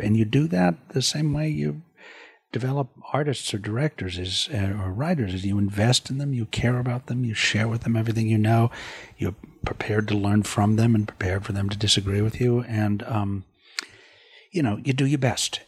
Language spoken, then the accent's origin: English; United States; also born or lived in Europe; I am an American artist